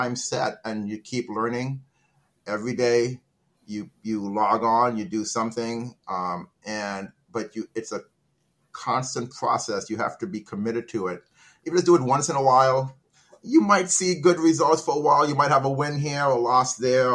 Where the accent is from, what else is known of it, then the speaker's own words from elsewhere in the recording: Trinidad & Tobago; I'm from Trinidad.